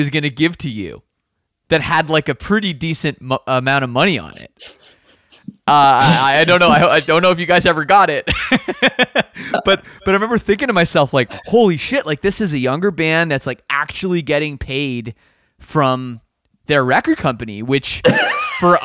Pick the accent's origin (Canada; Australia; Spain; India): Canada; I'm Canadian